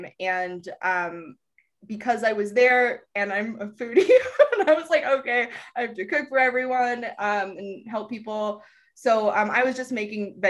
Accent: Virginia, United States; now in Santa Fe, United States; So I actually currently live in Santa Fe in New Mexico, and I am originally from Virginia.

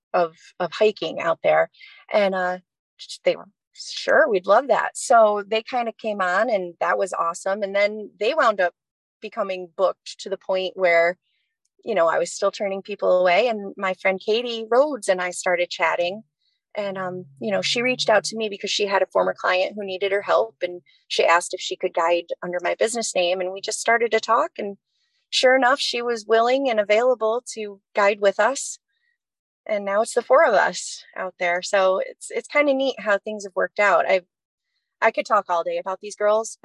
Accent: Watertown, New York, United States; moved away; also born or lived in Saratoga area, New York; I grew up in the Flatlands, near Watertown, New York.

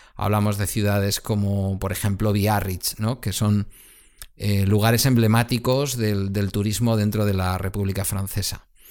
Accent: Galdakao, Basque Country, Spain

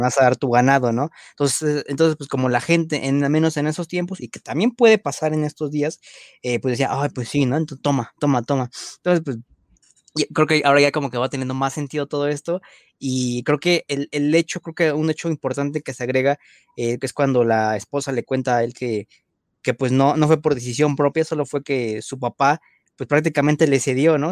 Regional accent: Mexico; nuestra paisana Ana de la Reguera

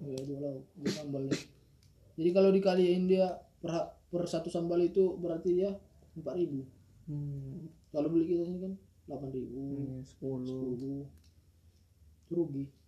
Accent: Padang Sidempuan, North Sumatra, Indonesia; moved away as an adult; asli Sumatera Utara Padang Sidimpuan

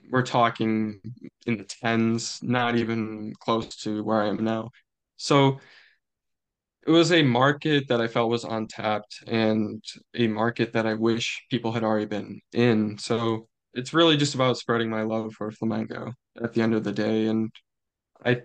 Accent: United States; I'm from the United States of America

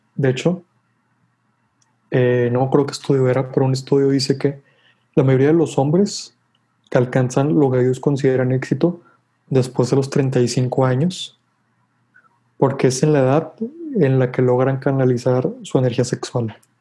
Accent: Mexico; nosotros como mexicanos

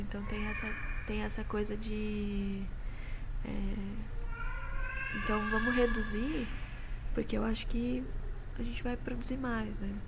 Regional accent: Jundiaí, São Paulo, Brazil; eu sou de Jundiaí

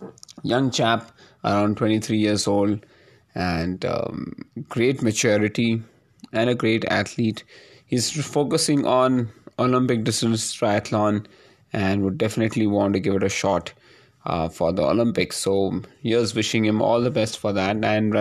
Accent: Hyderabad, Telangana, India; And considering I'm from Hyderabad, I found this weather to be quite chilly.

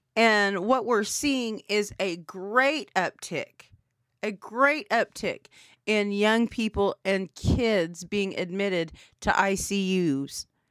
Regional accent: Anadarko, Oklahoma, United States; growing up in Fair Anadarko, Oklahoma, seven three oh oh five.

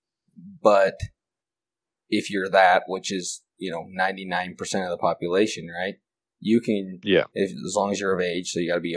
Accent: United States; we're from the United States

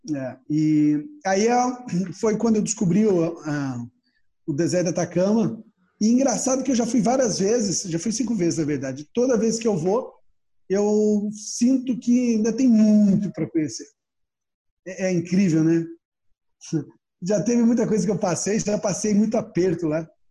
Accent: Brazil; sou brasileiro

